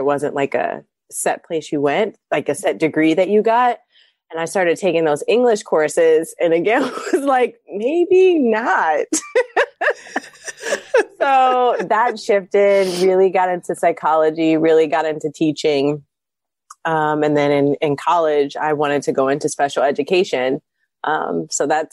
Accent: Columbus, Ohio, United States; moved away; I'm originally from Columbus, Ohio. I moved back

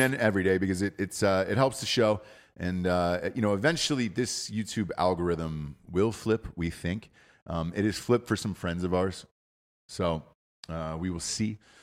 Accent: Atlanta, Georgia, United States; I'm from Atlanta, Georgia.

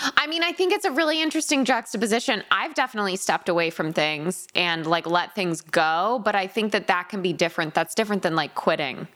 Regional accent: Connecticut, United States; I grew up in Connecticut where we have lovely little lakes

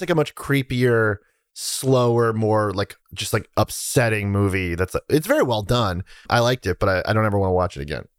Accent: near Salem, Massachusetts, United States; I grew up near Salem, Massachusetts, which is like a deeply haunted place

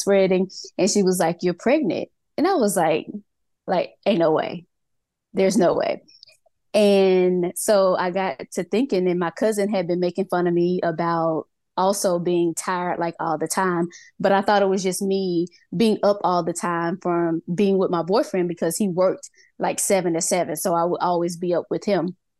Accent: Mississippi, United States; moved away as an adult; now in Georgia, United States; I was born and raised in Mississippi. I am in Georgia right now.

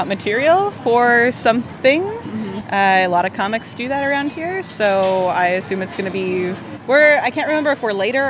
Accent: Southern California, United States; also born or lived in Bay Ridge, New York; now in New York, United States; I'm from California, Southern California. I live in Bay Ridge, which is far south of here.

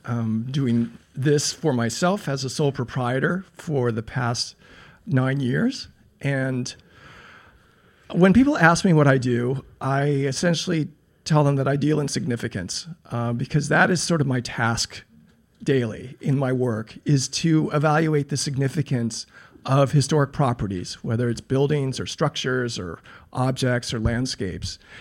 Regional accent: Los Angeles, California, United States; now in New York, United States; I grew up in a beach town called Pacific Palisades. which is a suburb of L

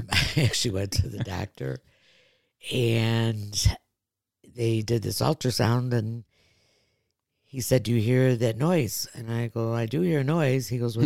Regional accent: Blue Island, Illinois, United States; Well, I'm originally from a little suburb in Illinois called Blue Island

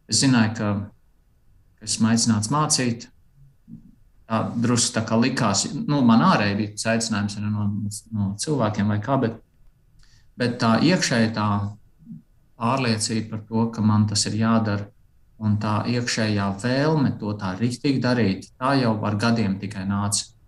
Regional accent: Aizpute, Kurzeme, Latvia; Esmu dzimis Latvijā, aizputē, uzaudzis uh, tāpat lielā mērā Latvijā

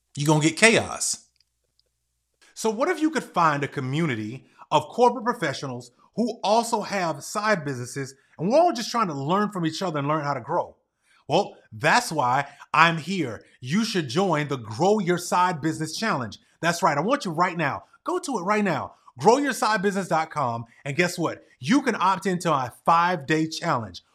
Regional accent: United States; I was born and raised here in America

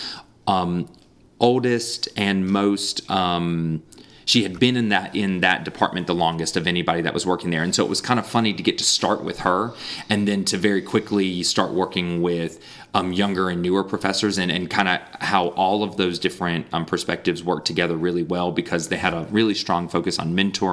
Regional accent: Raleigh, North Carolina, United States; moved away as an adult; also born or lived in Brazil; I was born in Raleigh, raised in the Raleigh area, went to, you know, elementary, middle school, and high school in the Raleigh area

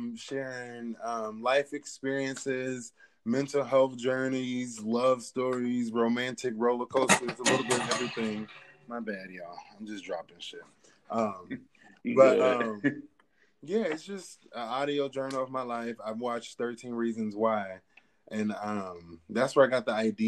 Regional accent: Portland, Oregon, United States; moved away as an adult; also born or lived in Washington, District of Columbia, United States / Jacksonville, Florida / Memphis, Tennessee; now in New York, United States; I'm originally from Portland, Oregon

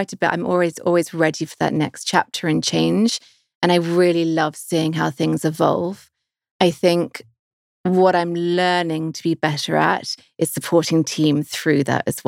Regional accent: London, United Kingdom; moved away as an adult; also born or lived in Vancouver, Canada; now in Los Angeles, United States; I am British

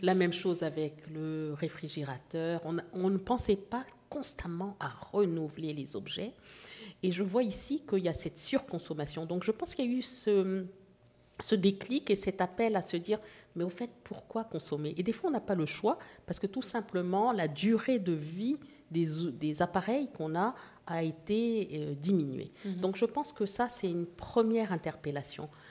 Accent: Casablanca, Casablanca-Settat, Morocco; also born or lived in Port-au-Prince, Haiti; now in Canada; je, suis née à Port-au-Prince, comme vous l'avez dit, mais j'ai grandi en Afrique du Nord et euh, à Casablanca, au Maroc

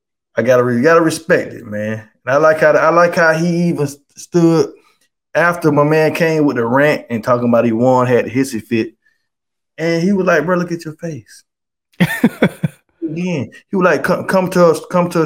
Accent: New York, United States; I'm from New York. I'm from New York

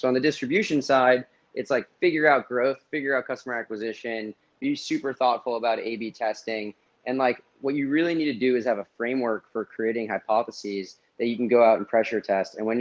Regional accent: outside of Boston, Massachusetts, United States; moved away as an adult; also born or lived in Miami; I grew up in outside of Boston, but I wasn't in the heart of Boston

